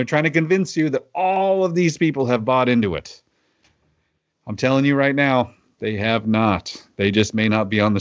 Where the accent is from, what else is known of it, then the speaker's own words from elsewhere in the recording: Oklahoma, United States; now in Pacific Northwest, United States; My home state of Oklahoma